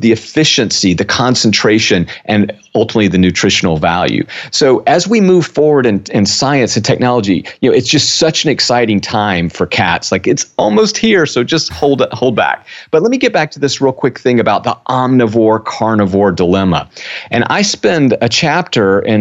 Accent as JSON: {"language": "English", "region": "South Georgia", "country": "United States", "tie": "born or raised there", "said": "I grew up in South Georgia"}